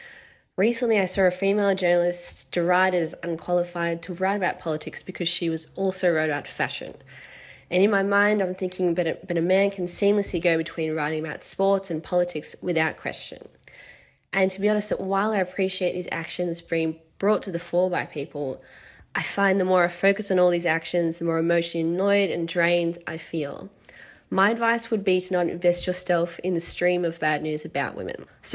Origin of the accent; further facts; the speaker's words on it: Sydney, New South Wales, Australia; now in New York, United States; I'm originally from Sydney, Australia, but now I reside in New York.